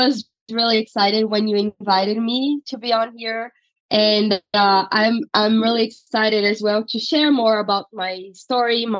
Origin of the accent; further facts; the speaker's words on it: Brazil; moved away as an adult; now in United States; I'm originally from Brazil and I went to law school there. I graduated in 2016 and right after I moved to the U.S.